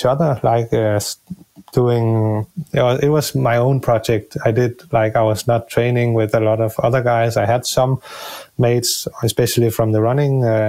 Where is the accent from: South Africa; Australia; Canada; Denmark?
Denmark; near Copenhagen, Capital Region of Denmark; the Ironman Copenhagen route, it's going directly through my hometown